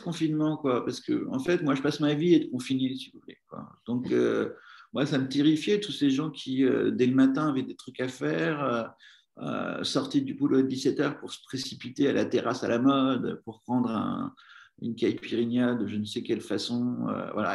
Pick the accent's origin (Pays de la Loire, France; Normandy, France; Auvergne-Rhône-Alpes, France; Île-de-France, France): Normandy, France; now in Paris, France; j'étais originaire de Normandie